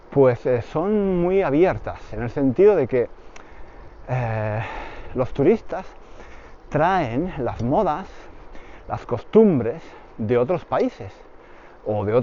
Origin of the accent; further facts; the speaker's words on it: Granada, Andalusia, Spain; Yo soy de Granada y normalmente en verano íbamos a la playa en Málaga.